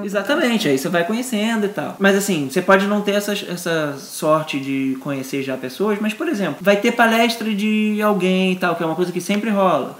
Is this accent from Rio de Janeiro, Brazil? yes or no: yes; Rio de Janeiro, Brazil; sou nascido, criado no Rio, apesar do meu pai ser Robertinho de Recife e minha mãe ser pernambucana também